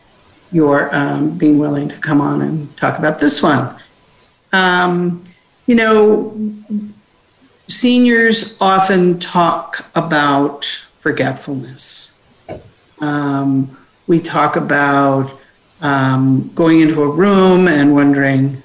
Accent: Cincinnati, Ohio, United States; University of Cincinnati, my hometown

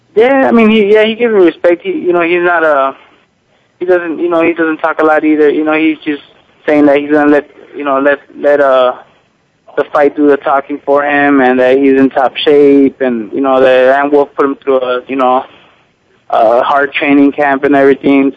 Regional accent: United States; i was from the United States

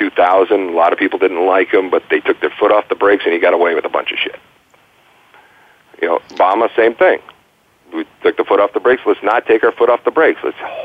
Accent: Detroit, Michigan, United States; because I grew up in Michigan and Detroit, all of my Detroit friends

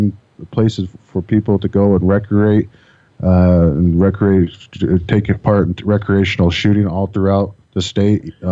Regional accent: Phoenix, Arizona, United States; I grew up here in Phoenix, Arizona

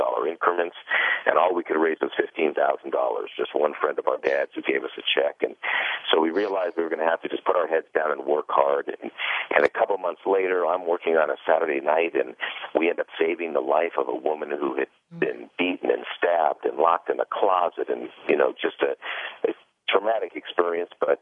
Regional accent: Los Angeles, California, United States; I was born and raised in Los Angeles

